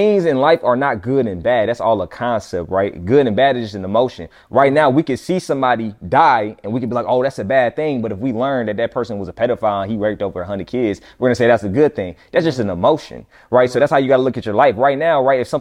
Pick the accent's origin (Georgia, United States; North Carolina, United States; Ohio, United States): North Carolina, United States; Fayetteville; moved away as an adult; I went back to my hometown, Fayetteville, North Carolina, same place that … from. That's where I'm from